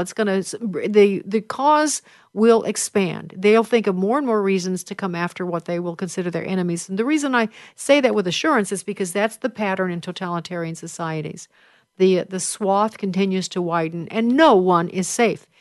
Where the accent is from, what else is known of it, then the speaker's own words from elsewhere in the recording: Chicago, Illinois, United States; my hometown of Chicago